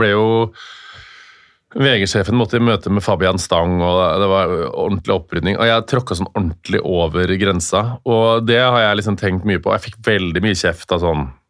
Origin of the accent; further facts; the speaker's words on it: Stjørdal, Trøndelag, Norway; moved away; vi kommer fra Stjørdal